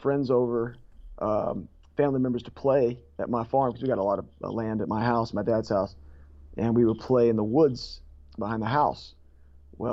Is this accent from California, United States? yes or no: no; Kentucky, United States; I'm from Kentucky